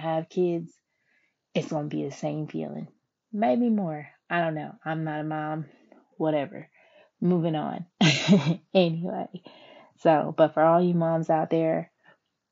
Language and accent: English; Philadelphia, Pennsylvania, United States; I am from Philadelphia, though, born and raised